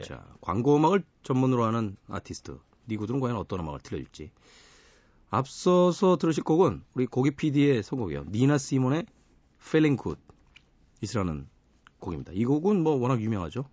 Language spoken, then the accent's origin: Korean; South Korea; 우린 대한민국이라는 나라에서 태어나서 살아가면서